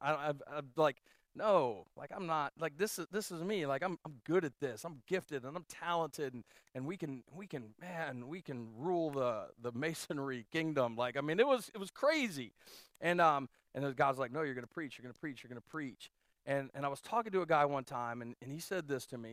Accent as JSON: {"language": "English", "town": "Canton", "region": "Ohio", "country": "United States", "tie": "born or raised there", "said": "We grew up outside of Canton, Ohio"}